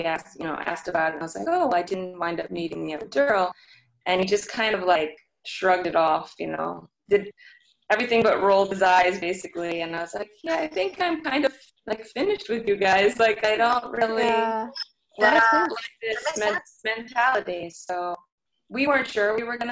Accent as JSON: {"language": "English", "town": "St. Louis", "region": "Missouri", "country": "United States", "moved": "yes", "lives_now": "New York, United States", "said": "I'm from St. Louis originally, and I moved to New York pretty much on my own."}